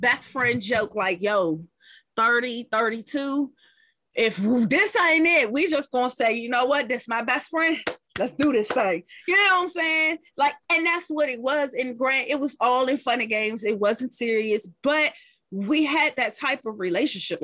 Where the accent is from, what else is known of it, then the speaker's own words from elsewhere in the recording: Washington, District of Columbia, United States; I am a true Washingtonian